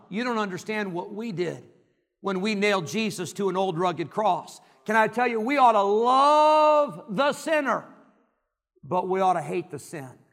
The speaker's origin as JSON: {"language": "English", "town": "Rockford", "region": "Illinois", "country": "United States", "tie": "born or raised there", "said": "growing up in Rockford, Illinois"}